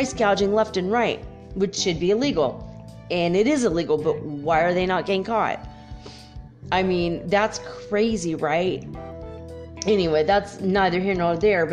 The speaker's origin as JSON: {"language": "English", "region": "California", "country": "United States", "said": "I'm from California"}